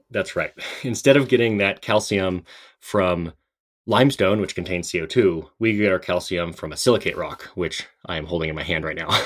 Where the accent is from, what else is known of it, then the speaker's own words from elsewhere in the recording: Seattle, Washington, United States; I grew up in Seattle